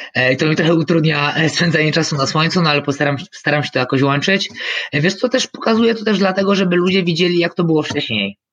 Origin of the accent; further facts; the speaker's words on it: Michałowice, Lesser Poland, Poland; ja jestem tutaj z Michałowic koło Krakowa